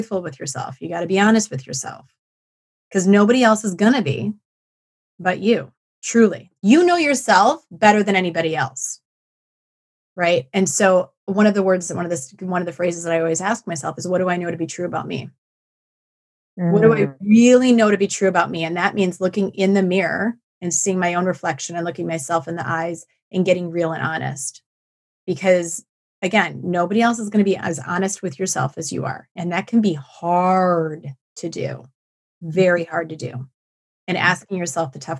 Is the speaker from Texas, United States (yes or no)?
no; Black Earth, Wisconsin, United States; my hometown of Black Earth